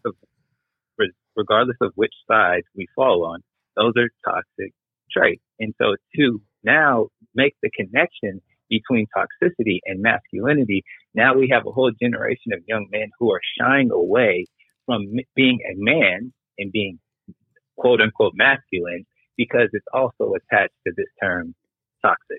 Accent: Lawton, Oklahoma, United States; moved away as an adult; also born or lived in Europe; as a young black boy growing up in Lawton, Oklahoma

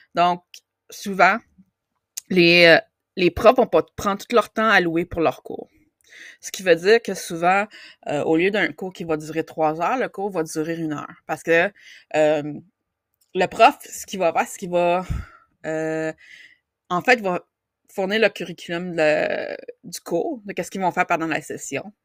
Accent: Outaouais, Quebec, Canada; mon coin de pays

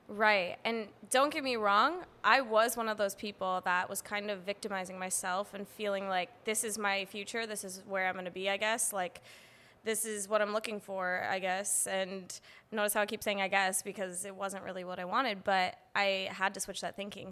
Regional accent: Madison, Wisconsin, United States; moved away as an adult; now in San Diego, United States; I'm from Wisconsin

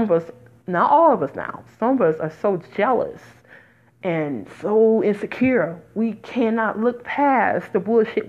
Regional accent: New Jersey, United States; not just in Jersey, not just in my home state

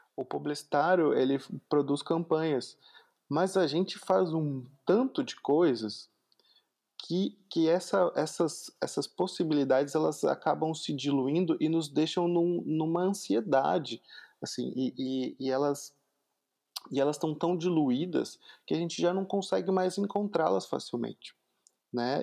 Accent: Porto Alegre metropolitan region, Rio Grande do Sul, Brazil; Eu sou da região metropolitana de Porto Alegre, que é a capital do Rio Grande do Sul, então eu falo muito tu

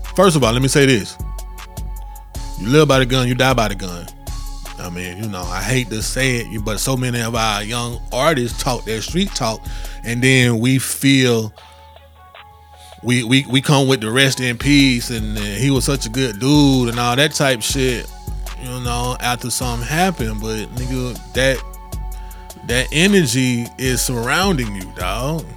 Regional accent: Columbus, United States; in my hometown, in Columbus

